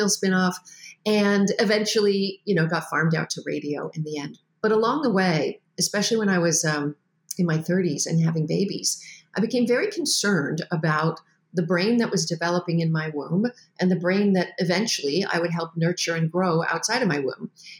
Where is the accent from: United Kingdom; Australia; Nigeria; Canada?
Canada; Well, I'm Canadian and my dad was in the Navy and we moved a lot.